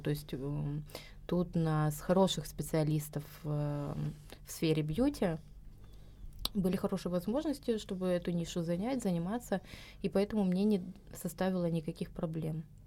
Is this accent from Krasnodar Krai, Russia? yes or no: yes; a stanitsa in Krasnodar Krai, Russia; moved away as an adult; now in Georgia; родилась в Станице в Краснодарском крае